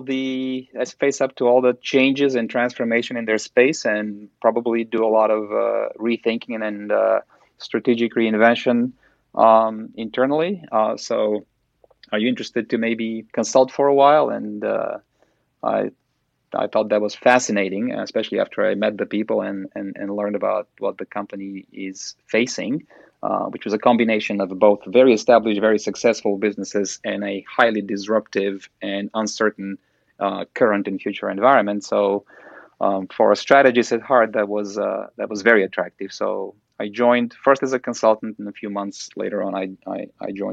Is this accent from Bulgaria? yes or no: yes; Bulgaria; moved away as an adult; also born or lived in China / Shanghai; now in United States; I'm originally from Bulgaria